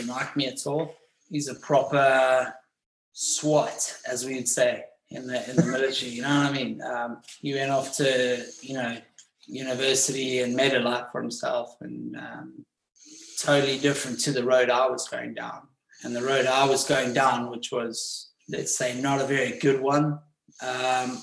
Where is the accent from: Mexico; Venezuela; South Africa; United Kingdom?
South Africa; Johannesburg, Gauteng; moved away; I was born in Johannesburg